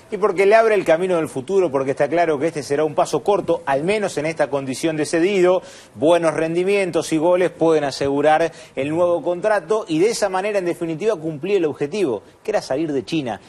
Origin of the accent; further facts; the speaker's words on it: Argentina; me encantaría como eh, argentino